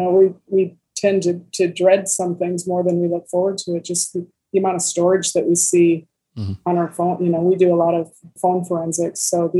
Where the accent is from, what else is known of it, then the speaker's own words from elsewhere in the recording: Midwest, United States; I grew up here in the Midwest and surrounded by cornfields and prairies.